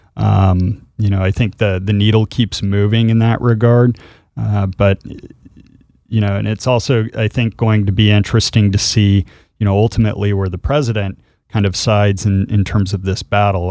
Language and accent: English; Utah, United States; I'm from Utah